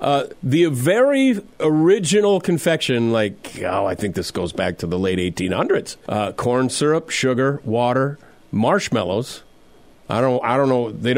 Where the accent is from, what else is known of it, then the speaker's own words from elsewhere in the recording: South Dakota, United States; mine is South Dakota